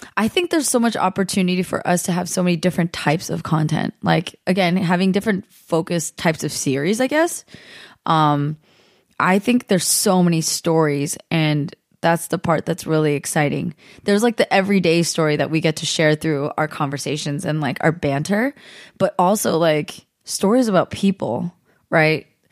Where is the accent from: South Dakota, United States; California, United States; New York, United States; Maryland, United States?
California, United States; San Jose; now in Southern California, United States; I grew up in San Jose